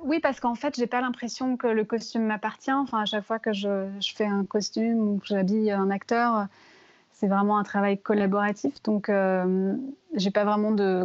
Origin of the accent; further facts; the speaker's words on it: France; also born or lived in London; now in New York, United States; moi, en tant que Française